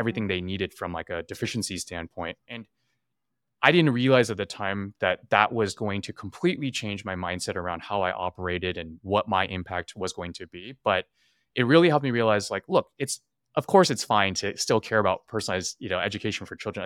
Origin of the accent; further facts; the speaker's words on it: California, United States; growing up in California